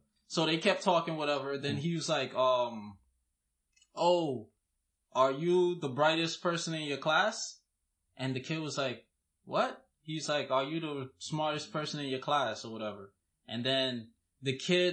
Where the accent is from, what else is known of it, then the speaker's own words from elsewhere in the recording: Guyana; accent: Guyanese; moved away; I was speaking in my Guyanese accent